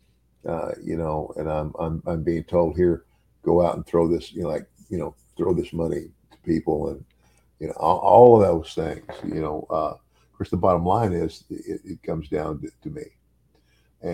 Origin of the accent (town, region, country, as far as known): Omaha, Nebraska, United States; born or raised there; moved away; also born or lived in Willcox, Arizona